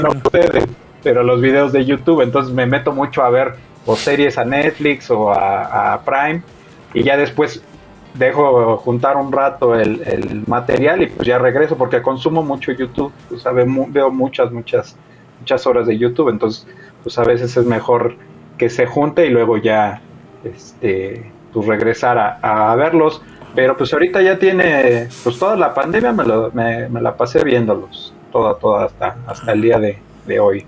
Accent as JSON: {"language": "Spanish", "region": "Mexico City", "country": "Mexico", "moved": "as an adult", "lives_now": "Toluca, Mexico", "said": "De acá, de la Ciudad de México. Pero ah, ahorita estoy viviendo, bueno, ya llevo como 7, 8 años viviendo acá en Toluca."}